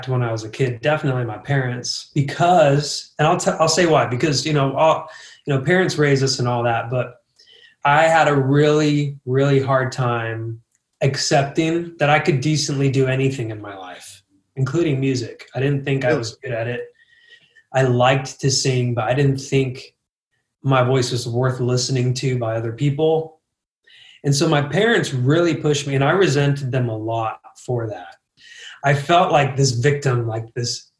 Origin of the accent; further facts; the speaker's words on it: Utah, United States; also born or lived in Miami, Florida; we were moving to Utah from Florida